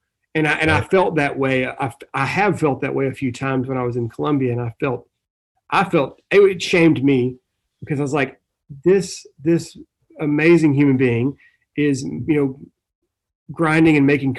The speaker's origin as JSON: {"language": "English", "region": "the South", "country": "United States", "said": "I come from the South, the southern part of the United States, and hospitality is a huge part of my culture historically."}